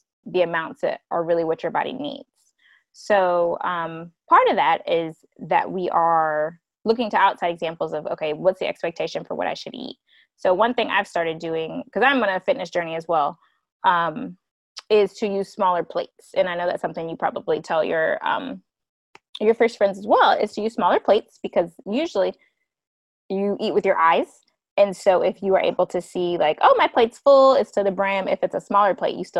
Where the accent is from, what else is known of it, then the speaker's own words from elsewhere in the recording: South Carolina, United States; now in Georgia, United States; I'm from South Carolina. I'm in Georgia right now